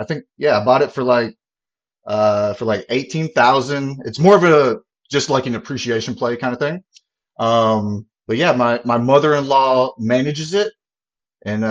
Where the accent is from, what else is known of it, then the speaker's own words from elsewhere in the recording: Mobile, Alabama, United States; moved away as an adult; now in Fayetteville, United States; So where I'm from, I grew up in Alabama in like a straight up mobile home park